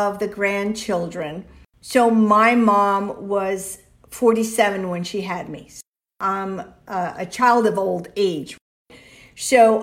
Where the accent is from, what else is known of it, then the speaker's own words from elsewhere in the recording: Miami, Florida, United States; first language Spanish; English is a second language; also born or lived in Cuba / Venezuela / Tampa, Florida; now in Florida, United States; I grew up in Miami